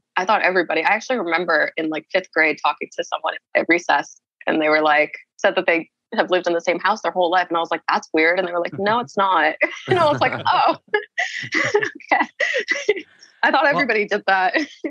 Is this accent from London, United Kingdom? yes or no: yes; London, United Kingdom; born there; No, I was born in London.